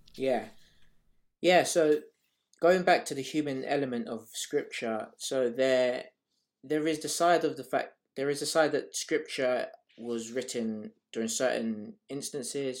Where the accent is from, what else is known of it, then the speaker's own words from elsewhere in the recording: Nigeria; also born or lived in Harrow / Hackney; now in London, United Kingdom; I am Nigerian